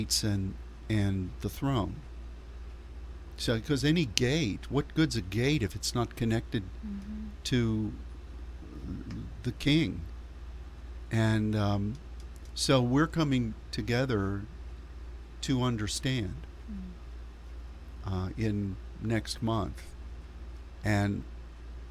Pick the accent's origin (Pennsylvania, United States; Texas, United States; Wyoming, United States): Pennsylvania, United States; Pittsburgh; my hometown mm-hmm. of Pittsburgh